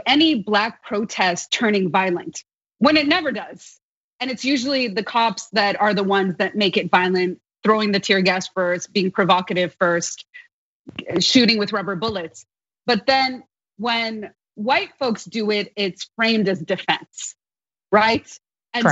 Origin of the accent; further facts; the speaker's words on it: Los Angeles, California, United States; growing up in Los Angeles